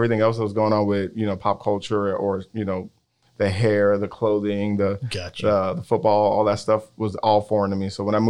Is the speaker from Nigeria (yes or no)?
yes; Nigeria; now in Houston, United States; I was born here in Houston, but at a very young age, my parents took me to Nigeria, where I grew up for about the latter part of the 6 years I was there.